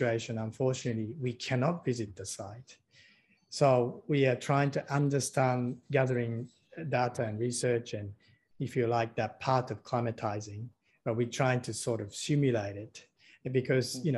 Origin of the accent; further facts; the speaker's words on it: Tokyo, Japan; moved away; I grew up in Tokyo, you know, in Japan